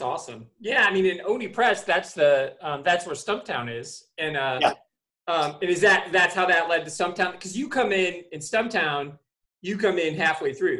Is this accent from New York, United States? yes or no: no; Michigan, United States; I'm from Michigan